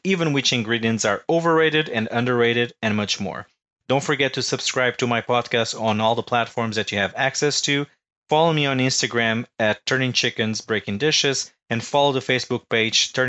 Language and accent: English; Portugal; moved away as an adult; now in United States; I'm originally from Portugal, and I've been living in the United States for the last 9 years